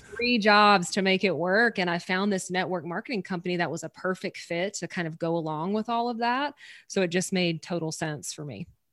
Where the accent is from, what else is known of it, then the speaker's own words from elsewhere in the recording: Louisiana, United States; I'm from Louisiana in the States. I'm from the southern part, um, of the States